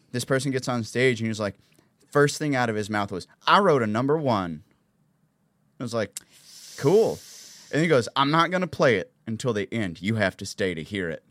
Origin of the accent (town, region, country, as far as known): the South, United States; accent: southern